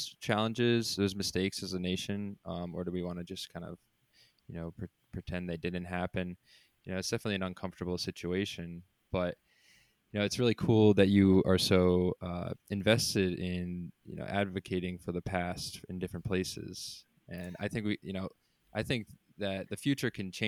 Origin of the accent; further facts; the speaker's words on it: Newtown, Connecticut, United States; moved away; I'm also from Newtown, Connecticut, where there was that large school shooting.